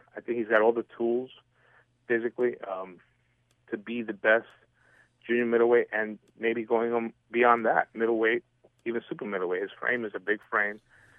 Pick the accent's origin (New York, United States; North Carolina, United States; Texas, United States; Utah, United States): New York, United States; New York City; my hometown in the Bronx